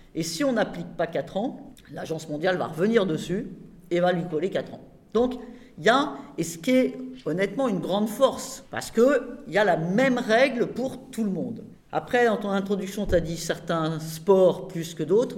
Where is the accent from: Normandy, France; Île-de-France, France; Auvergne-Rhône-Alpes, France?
Normandy, France; Rouen; je suis de Rouen